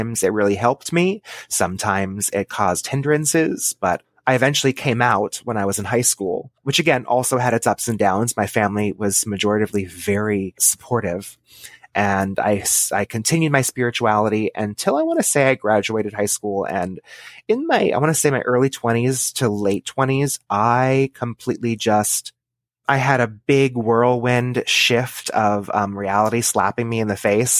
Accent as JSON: {"language": "English", "region": "Texas", "country": "United States", "tie": "born or raised there", "said": "I was born and raised in Texas in a suburb of a large city."}